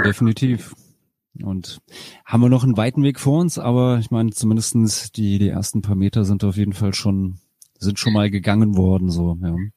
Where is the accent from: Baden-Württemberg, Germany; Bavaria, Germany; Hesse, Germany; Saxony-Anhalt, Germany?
Hesse, Germany; Rheingau; moved away; als ich dann wirklich auch aus diesem, aus dem Rheingau weggezogen bin, da wo ich herkomme, so aus dem, dem kleinen Kaff